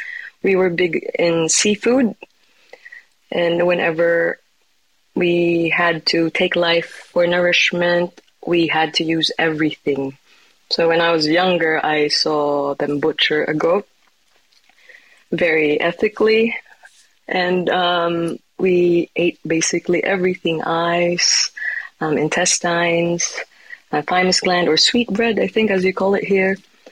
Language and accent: English; Iloilo, Western Visayas, Philippines; born there; I was born in Iloilo in the Philippines in the Visayan region. It's called the City of Love for a reason in my country.